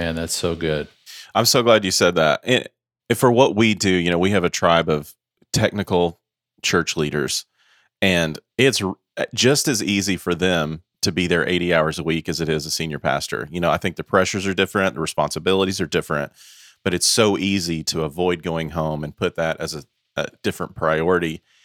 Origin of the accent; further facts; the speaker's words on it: Knoxville, Tennessee, United States; I'm from Knoxville, Tennessee